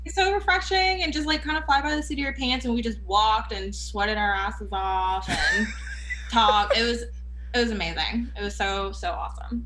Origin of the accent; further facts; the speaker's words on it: Fayetteville, North Carolina, United States; also born or lived in Canada / Georgia; my parents hit the road and moved to of all places, they picked Fayetteville, North Carolina, which I love my hometown